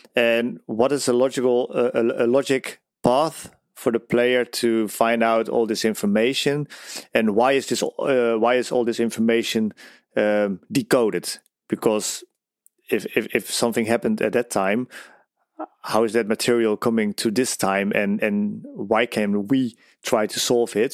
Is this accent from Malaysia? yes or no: no; Netherlands; I'm from the Netherlands.